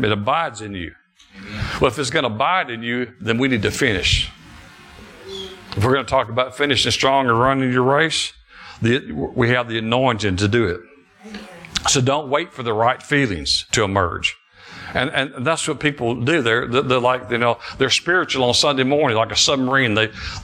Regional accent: Alabama, United States; also born or lived in Detroit, Michigan; I moved here from Detroit when I was six. Started first grade here. And thank God I'm in Alabama. Moved from Detroit. And grew up on a farm

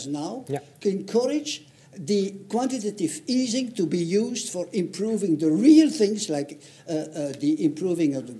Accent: Belgium; I'm from Belgium

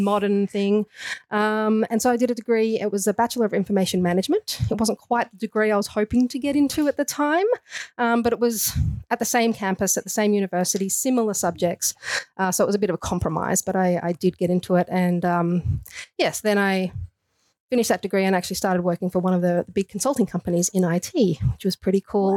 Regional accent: Australia; accent: Australian; moved away as an adult; also born or lived in San Francisco / Canada; I do have an Australian accent, so I'm putting that out there first. I was born in Australia, but I did move over to Canada um, in my later years.

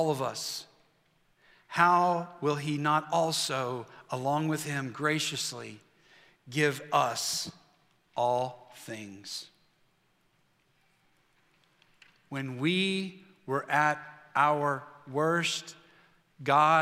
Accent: West Virginia, United States; I'm from West Virginia.

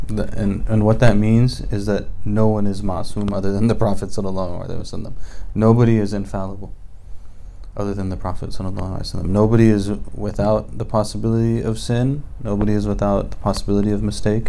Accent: United States; I'm from America

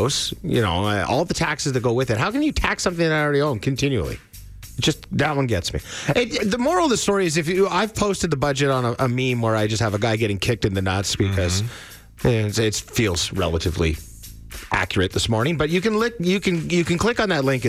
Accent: Ontario, Canada; now in Alberta, Canada; I'm from Ontario, right? So I have a lot of friends back home in Ontario

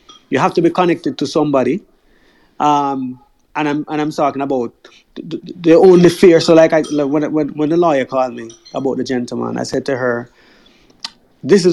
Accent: Jamaica; moved away as an adult; as a Jamaican

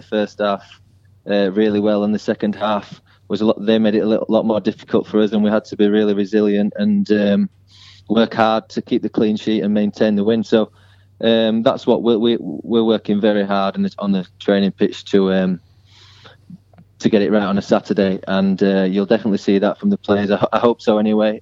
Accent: Huddersfield, Yorkshire and the Humber, United Kingdom; moved away as an adult; now in London, United Kingdom; I'm from Huddersfield

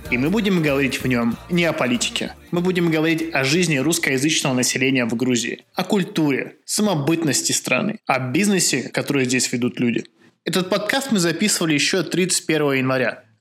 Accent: Lithuania; now in Georgia; когда спрашивают, откуда ты, а это действительно 90% всех таксистов тебя спросят, я говорю, что я из Литвы.

